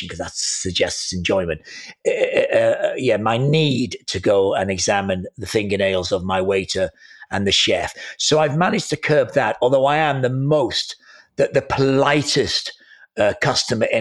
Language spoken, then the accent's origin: English; Wales, United Kingdom; I am a Welshman